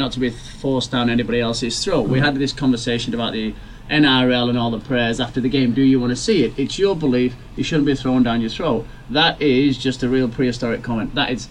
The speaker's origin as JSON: {"language": "English", "region": "England", "country": "United Kingdom", "said": "Me being English, I just thought I was so proud being English"}